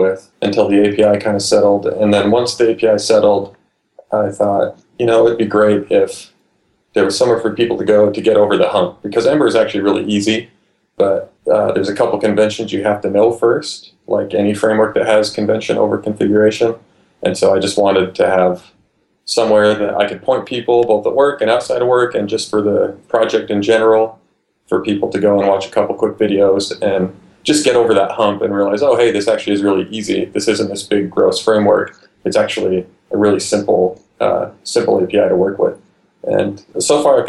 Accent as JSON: {"language": "English", "region": "Utah", "country": "United States", "said": "I'm from Utah"}